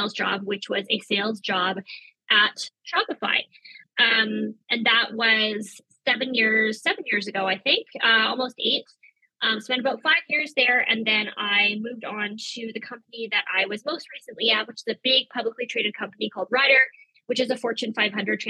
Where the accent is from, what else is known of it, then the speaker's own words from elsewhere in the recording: Victoria, British Columbia, Canada; I was also born and raised in Victoria